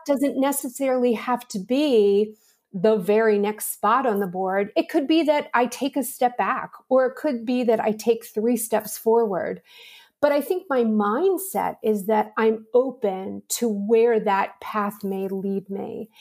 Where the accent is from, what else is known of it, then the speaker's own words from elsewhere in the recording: Pittsburgh, Pennsylvania, United States; I'm from Pittsburgh, Pennsylvania, and I always tell people it was a wonderful city to grow up